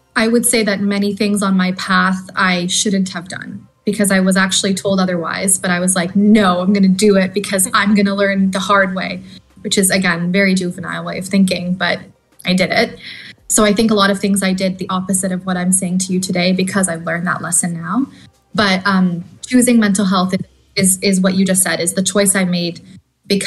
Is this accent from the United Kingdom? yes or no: no; Canada; moved away as an adult; also born or lived in Australia; I'm originally Canadian, you know, went to school there